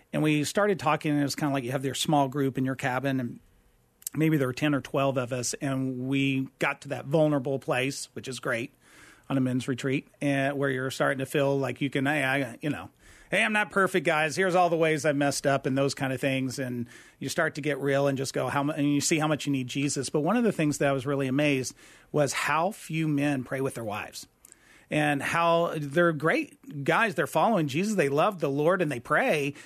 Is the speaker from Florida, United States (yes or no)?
no; Lubbock, Texas, United States; moved away as an adult; also born or lived in Austin, Texas; now in Phoenix, United States; I was born in Lubbock, Texas, grew up, went to the University of Texas at Austin